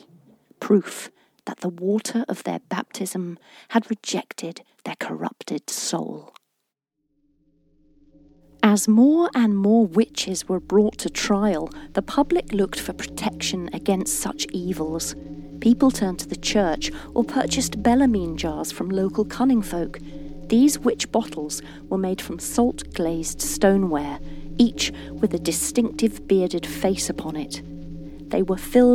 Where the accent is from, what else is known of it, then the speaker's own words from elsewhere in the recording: East Anglia, East of England, United Kingdom; I was born in East Anglia and grew up here, nurtured by its woods, golden cornfields and sparkling